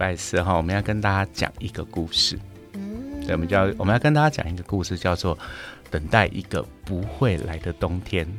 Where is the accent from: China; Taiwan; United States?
United States; 在这样子的一个前提之下，我们美国人吃糖就变得很便宜了。